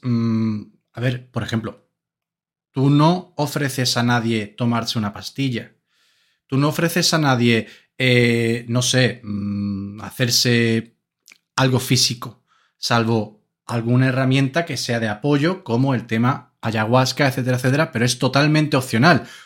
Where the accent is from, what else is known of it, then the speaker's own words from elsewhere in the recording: Andalusia, Spain; somos andaluces de pura cepa